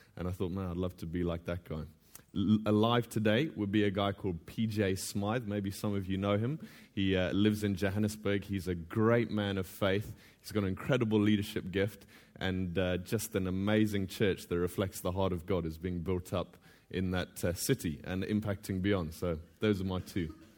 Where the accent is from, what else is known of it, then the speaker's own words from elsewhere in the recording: Botswana; now in The Hague, Netherlands; I'm originally from Botswana, but I'm now living in The Hague with my family.